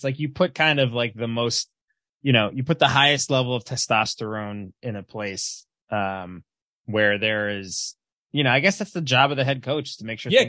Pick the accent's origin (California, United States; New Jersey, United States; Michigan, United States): New Jersey, United States; Edison; I grew up in Edison. It was all like Indian and Chinese.